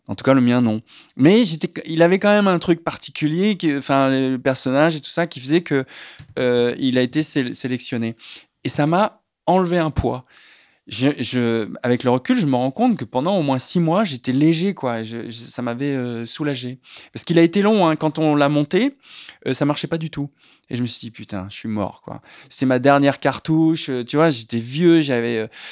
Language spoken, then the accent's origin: French; La Rochelle, Nouvelle-Aquitaine, France; moved away; J'ai grandi à La Rochelle